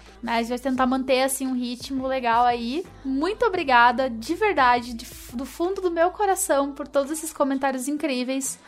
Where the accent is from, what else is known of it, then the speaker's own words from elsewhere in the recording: Curitiba, Paraná, Brazil; also born or lived in São Paulo; eu sou curitibana